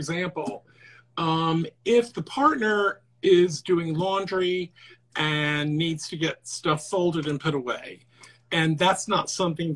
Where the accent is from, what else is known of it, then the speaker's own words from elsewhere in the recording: the South, United States; I'm from the South